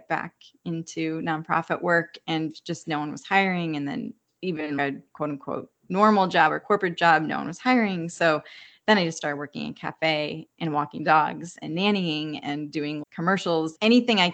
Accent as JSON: {"language": "English", "country": "United States", "tie": "born or raised there", "moved": "as an adult", "lives_now": "Hawaii, United States", "said": "we had a few relatives that moved to Philly, which is 2 hours from my hometown, or to New York, which is 2 hours from my hometown"}